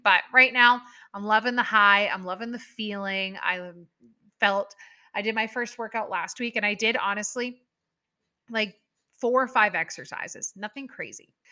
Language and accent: English; Canada; I am a Canadian person through and through